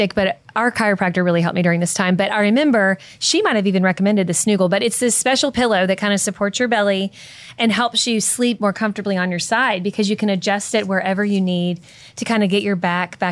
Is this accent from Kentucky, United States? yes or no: yes; Kentucky, United States; I'm from Kentucky